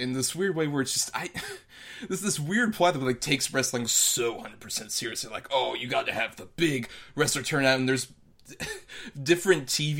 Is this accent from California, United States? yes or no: no; Tampa, Florida, United States; Tampa, my hometown